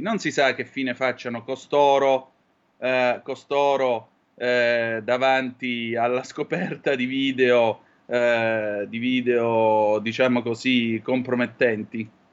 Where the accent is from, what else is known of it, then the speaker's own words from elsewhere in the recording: Calabria, Italy; in Calabria alle mie parti